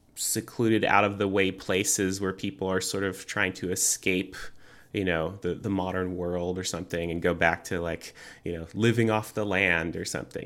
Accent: United States; I am an American

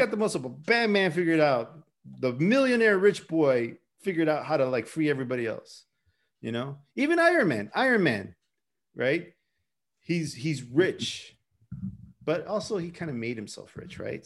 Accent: United States; I'm an American

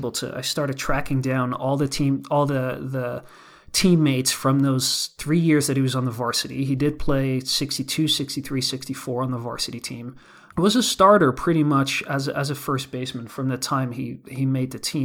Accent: Netherlands; now in Hudson Valley, United States; I'm from the Netherlands

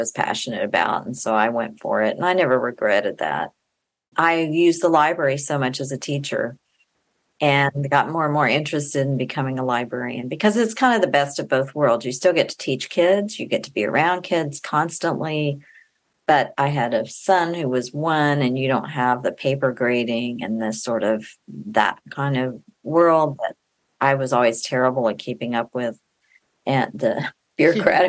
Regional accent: Austin, Texas, United States; I grew up in Austin, Texas. I still live there.

